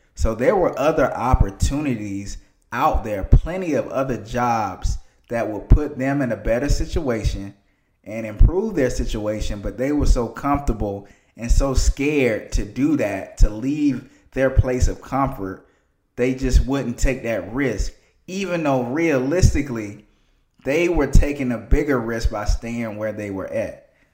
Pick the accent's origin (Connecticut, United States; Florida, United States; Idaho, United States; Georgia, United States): Georgia, United States; Athens; moved away as an adult; also born or lived in Atlanta, Georgia; I'm from Athens, Georgia, small town. It's not really a lot to do there. Not really a lot of room for growth for young people, in my opinion